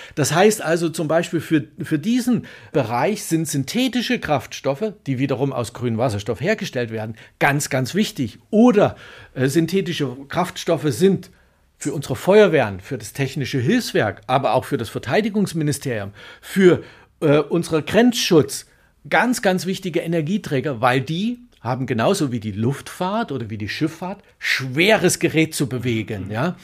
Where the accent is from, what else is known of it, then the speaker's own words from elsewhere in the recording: Germany; wir als Deutsche